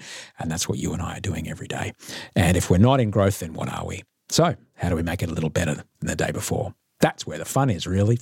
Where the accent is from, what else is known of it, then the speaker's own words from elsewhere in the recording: Brisbane, Queensland, Australia; … and I are both from Brisbane, Brisneyland, Rio de Janeiro. We're both Brizzians. We lived there as kids.